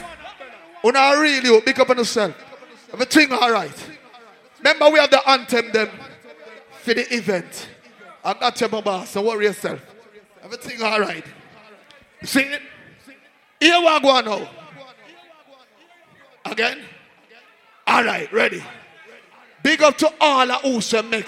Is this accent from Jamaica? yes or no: yes; Jamaica; now in Canada; Me is a Jamaican, but I live a blood clot Canada now.